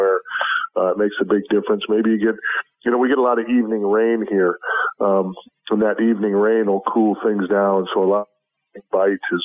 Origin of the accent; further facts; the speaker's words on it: Wisconsin, United States; now in Florida, United States; I was born and raised in Wisconsin